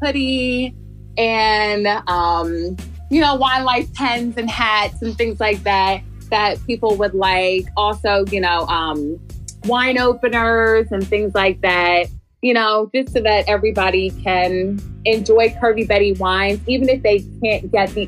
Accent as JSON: {"language": "English", "town": "Philadelphia", "region": "Pennsylvania", "country": "United States", "moved": "as an adult", "lives_now": "Atlanta, United States", "said": "I'm originally from Philadelphia too. So coming down here, you know, barely 2 years ago"}